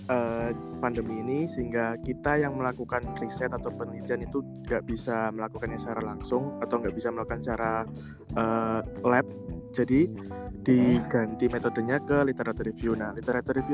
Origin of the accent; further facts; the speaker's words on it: Kediri, East Java, Indonesia; Aku berasal dari Kediri, saat ini sedang menempuh kuliah di Fakultas Farmasi Universitas Erlangga semester akhir